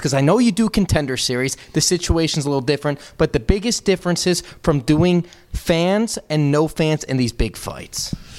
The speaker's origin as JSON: {"language": "English", "town": "Chicago", "region": "Illinois", "country": "United States", "tie": "born or raised there", "said": "Growing up in the Chicagoland area, big, big influence from Harry Carey"}